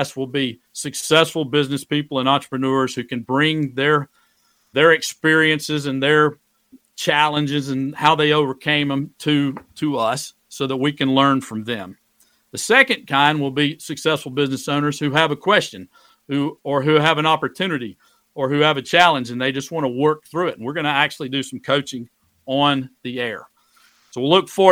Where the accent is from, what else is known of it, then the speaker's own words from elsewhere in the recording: Greenwood, South Carolina, United States; moved away as an adult; now in Shenandoah Valley, Virginia, United States; I moved back to my hometown of Greenwood, South Carolina